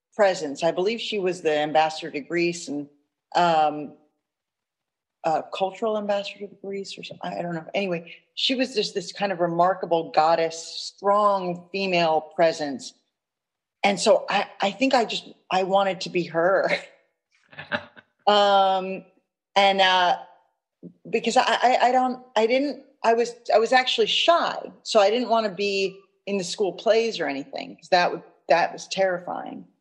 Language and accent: English; New York City, New York, United States; I grew up in Manhattan, um, one of five kids